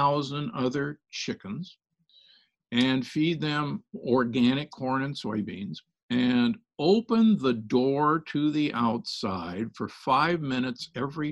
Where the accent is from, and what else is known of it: Omaha, Nebraska, United States; born or raised there; moved away; also born or lived in Milwaukee, Wisconsin